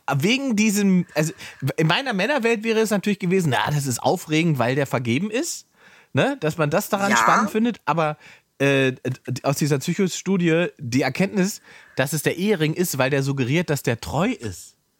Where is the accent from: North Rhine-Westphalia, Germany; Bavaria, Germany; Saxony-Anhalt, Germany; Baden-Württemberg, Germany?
Saxony-Anhalt, Germany; moved away; ich komme ursprünglich aus Sachsen-Anhalt, äh, da im Osten